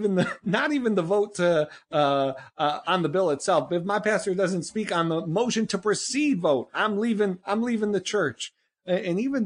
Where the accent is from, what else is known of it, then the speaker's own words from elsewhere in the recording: Northeast, United States; I'm from the Northeast. I didn't grow up in a gun culture